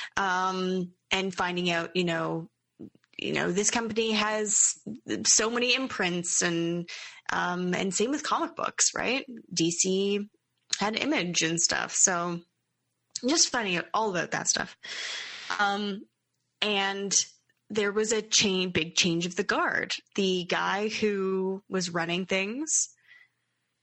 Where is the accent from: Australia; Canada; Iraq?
Canada; growing up in Canada with what we have